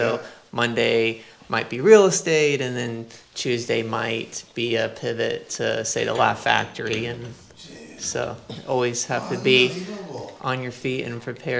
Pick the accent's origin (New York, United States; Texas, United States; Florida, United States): Florida, United States; I'm from Florida.